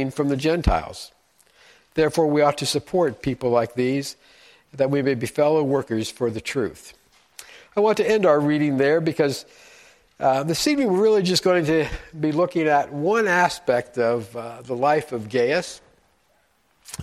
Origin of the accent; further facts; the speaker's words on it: Frankfort, Indiana, United States; moved away; I was born and raised in a small town about an hour north of here called Frankfort, Indiana.